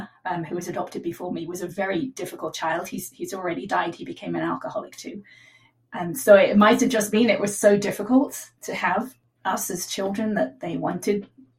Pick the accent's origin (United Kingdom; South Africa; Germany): United Kingdom; England; born there; accent: mid-Atlantic; now in California, United States; I was conceived in New Zealand, and then I was born in England, and I now live in California, so I have a mid-Atlantic accent.